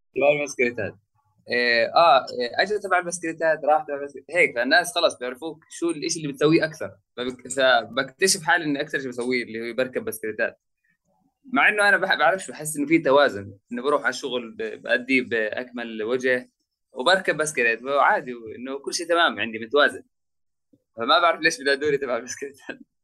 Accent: Jit, West Bank, Palestine; also born or lived in Jerusalem; انا عايش طبعا جهه نابلس آه، في قرية اسمها جيت

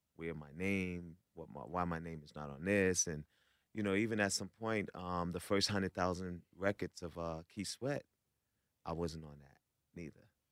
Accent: New York, United States; I'm from New York

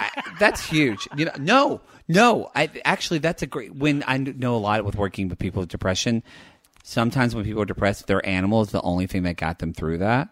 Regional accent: the South, United States; I grew up in the South, in small town where pretty much everybody was white

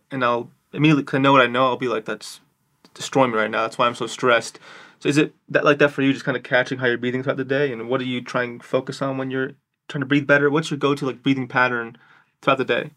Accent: New York City, New York, United States; I'm from New York City

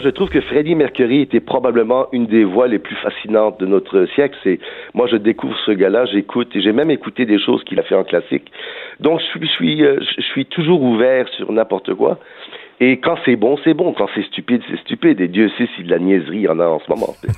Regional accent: Villemar, Quebec, Canada; je suis un gars de Villemar, malgré mon accent

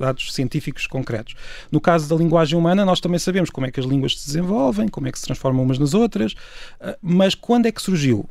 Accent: Peniche, Leiria District, Portugal; histórias da minha terra, que eu venho de Peniche

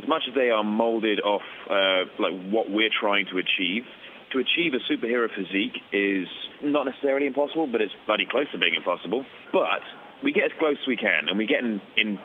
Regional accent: United Kingdom; I'm British

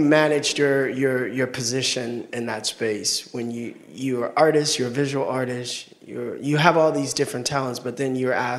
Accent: Miami, Florida, United States; moved away as an adult; now in Washington, D.C., United States; I'm from Miami.

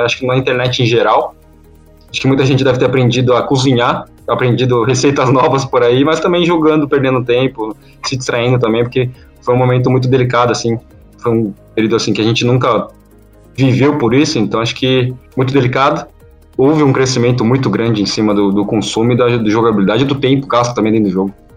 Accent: São Paulo, Brazil; eu sou de São Paulo

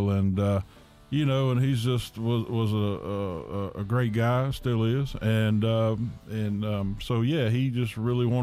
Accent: Virginia, United States; from Virginia.

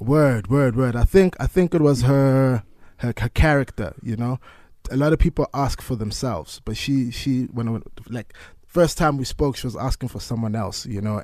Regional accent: South Africa; being a South African

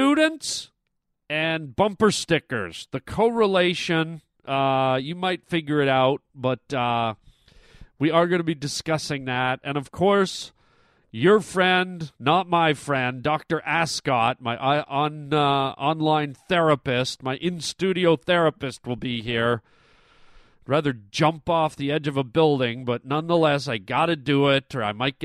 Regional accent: Canada; I'm Canadian

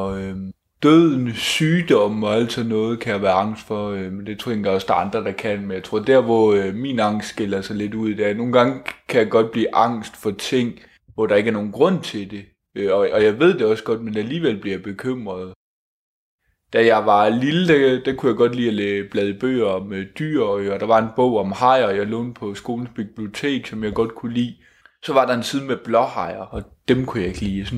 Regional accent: Odense, Southern Denmark, Denmark; Jeg er fra Odense, Odense Midtby, den fine del af Odense.

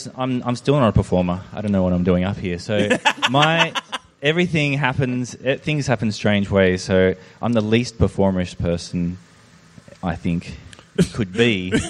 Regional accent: Hurstville, New South Wales, Australia; Yes, and there was a record store called Soundgarden at Hurstville.

